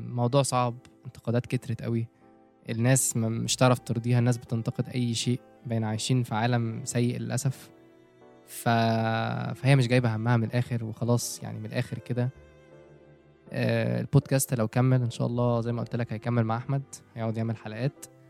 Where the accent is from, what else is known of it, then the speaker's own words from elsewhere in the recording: Egypt; عندنا في مصر